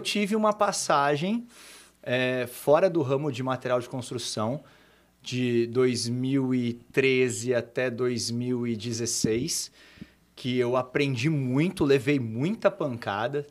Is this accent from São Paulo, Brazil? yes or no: yes; Cosmópolis, São Paulo, Brazil; also born or lived in São Carlos; eu sou de Cosmópolis, uma cidade aqui do lado, e eu praticamente nasci dentro de loja de material de construção.